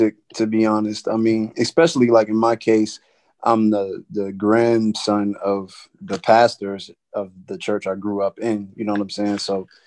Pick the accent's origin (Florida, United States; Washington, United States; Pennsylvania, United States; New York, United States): Pennsylvania, United States; Beaver County, near Pittsburgh; I grew up in like a county called Beaver County, which is like 40 minutes outside the city